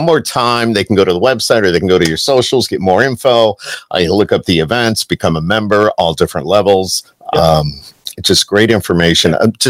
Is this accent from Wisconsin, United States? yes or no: no; Camillus, New York, United States; I grew up in Camillus